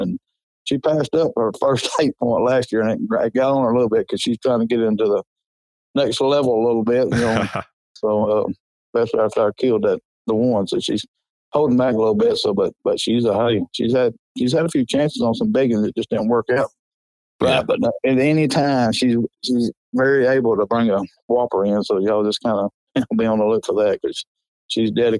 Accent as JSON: {"language": "English", "area": "Coleman County", "region": "Alabama", "country": "United States", "said": "I'm from Coleman County. It's halfway between Birmingham and Huntsville."}